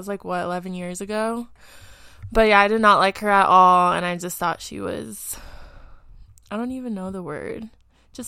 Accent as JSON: {"language": "English", "town": "Las Vegas", "region": "Nevada", "country": "United States", "tie": "born or raised there", "also_born_or_lived": "Florida", "said": "I'm from Las Vegas, Nevada, born and raised"}